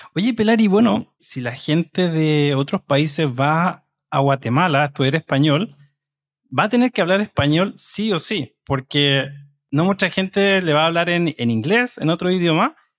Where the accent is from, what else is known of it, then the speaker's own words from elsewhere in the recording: Chile; soy de Chile y soy el presentador de este programa